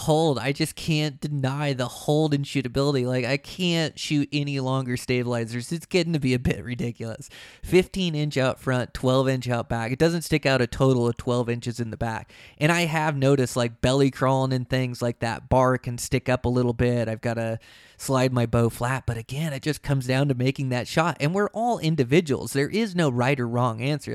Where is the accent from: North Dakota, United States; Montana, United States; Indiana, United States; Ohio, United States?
Montana, United States; in my home state of Montana